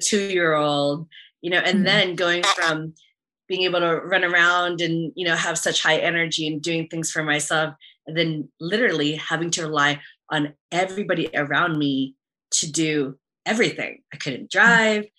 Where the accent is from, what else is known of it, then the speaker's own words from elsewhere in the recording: San Antonio, Texas, United States; moved away; I grew up in San Antonio